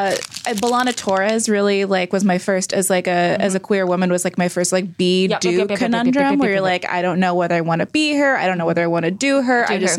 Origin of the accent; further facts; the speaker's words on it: Bloomington, Indiana, United States; I'm from Bloomington, Indiana.